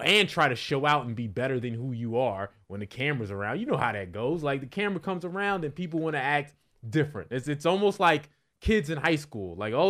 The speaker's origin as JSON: {"language": "English", "region": "New Jersey", "country": "United States", "said": "Listen, I'm from North Jersey, so obviously I'm from the 10 minutes outside of Manhattan."}